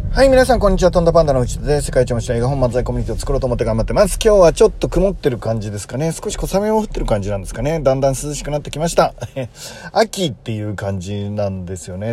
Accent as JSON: {"language": "Japanese", "region": "Tokyo", "country": "Japan", "tie": "born or raised there", "said": "大泉学園っていうとこなんですけど僕の出身"}